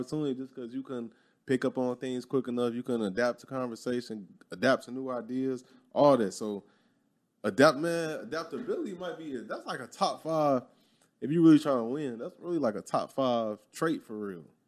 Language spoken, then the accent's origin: English; Chicago, Illinois, United States; moved away as an adult; growing up in Chicago, I was never around white people